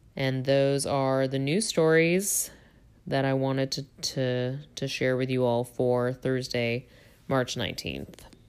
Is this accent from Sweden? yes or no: no; Toronto, Ontario, Canada; I'm from Toronto.